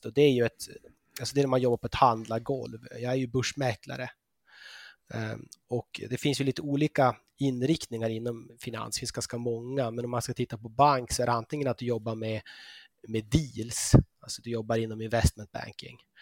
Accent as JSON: {"language": "Swedish", "region": "Norrbotten County", "country": "Sweden", "tie": "born or raised there", "also_born_or_lived": "Uppsala / London / Switzerland", "moved": "as an adult", "lives_now": "Copenhagen, Denmark", "said": "jag är född och uppvuxen i Norrbotten"}